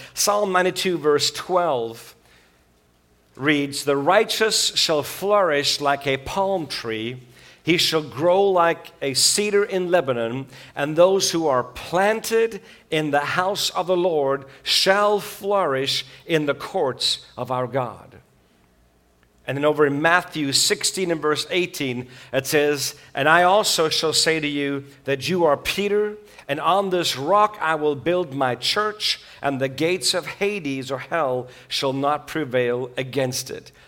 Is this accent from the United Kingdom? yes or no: no; Switzerland; moved away; also born or lived in South Africa; I grew up in Switzerland with a South African mom and a Swiss dad.